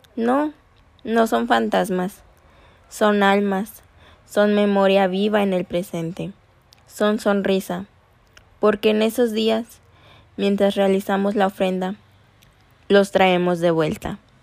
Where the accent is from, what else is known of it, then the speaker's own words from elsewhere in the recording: León, Guanajuato, Mexico; nosotras, las conductoras de este podcast, somos originarias de León, Guanajuato